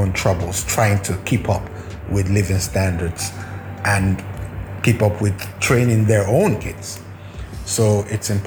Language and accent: English; Boston, Massachusetts, United States; I remember when I was growing up in Boston